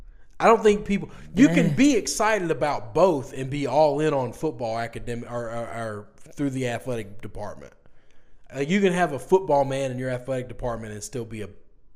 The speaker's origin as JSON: {"language": "English", "region": "the South", "country": "United States", "said": "we're from the South"}